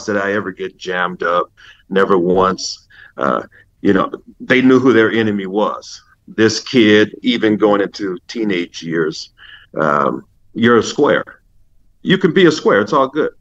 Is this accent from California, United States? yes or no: yes; Los Angeles, California, United States; Growing up in L.A., I grew up in the Hancock Park section of L.A.